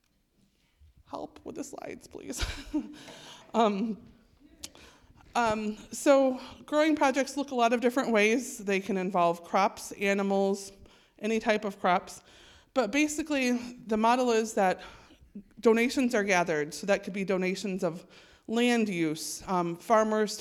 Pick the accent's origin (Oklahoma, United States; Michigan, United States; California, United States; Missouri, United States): Michigan, United States; Holland; I'm from Holland, Michigan, and I've worked for Growing Hope Globally for almost 6 years now